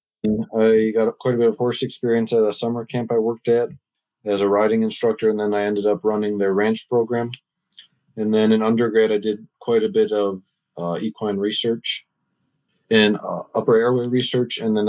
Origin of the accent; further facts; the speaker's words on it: Michigan, United States; moved away as an adult; also born or lived in Ontario, Canada; now in Lexington, United States; I'm originally from Michigan